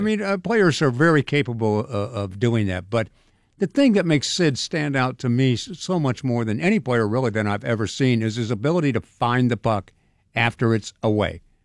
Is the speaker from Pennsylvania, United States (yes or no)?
no; Sacramento, California, United States; moved away as an adult; also born or lived in San Diego / Phoenix; now in Pittsburgh, United States; I grew up in Sacramento.